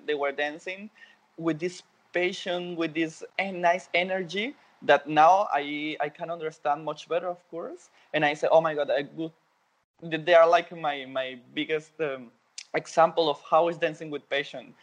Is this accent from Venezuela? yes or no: yes; Venezuela; born or raised there; English is a second language; moved away as an adult; now in Berlin, Germany